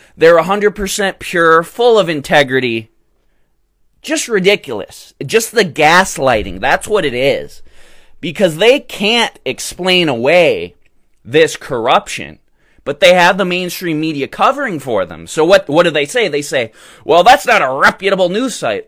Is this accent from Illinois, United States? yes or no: no; Michigan, United States; my home state of Michigan